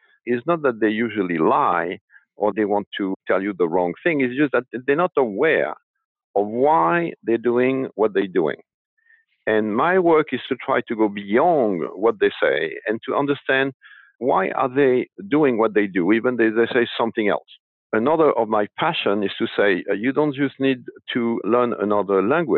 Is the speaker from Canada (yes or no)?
no; France; moved away; I was born in France and raised in France